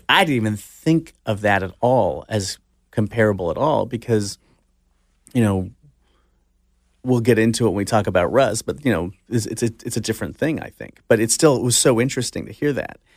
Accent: Orange County, California, United States; I grew up in Orange County

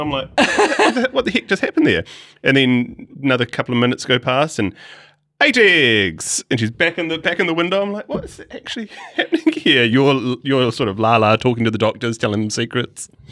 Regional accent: Christchurch, Canterbury, New Zealand; I was born in Christchurch

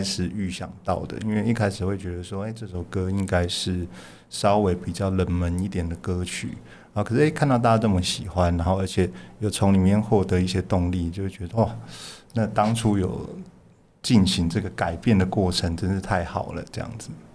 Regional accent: Taipei, Taiwan; 我在台北长大，但是我严格上来说是嗯。我爸是南投人，我妈妈是，也是彰化人

